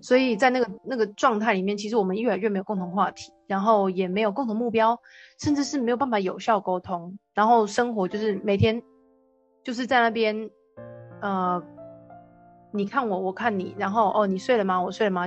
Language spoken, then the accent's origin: Chinese; Taiwan; moved away as an adult; also born or lived in Gold Coast, Australia; 快要十年没有回台湾吧